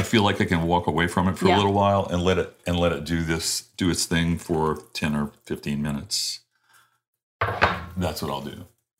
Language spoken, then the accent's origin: English; Louisiana, United States; growing up in Louisiana, you just take this for granted when you grow up in Louisiana.